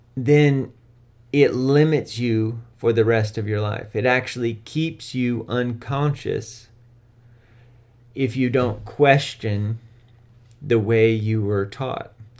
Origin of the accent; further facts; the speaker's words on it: United States; I'm American